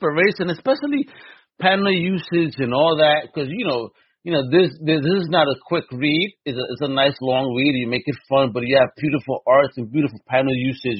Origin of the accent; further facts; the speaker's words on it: United States; As an American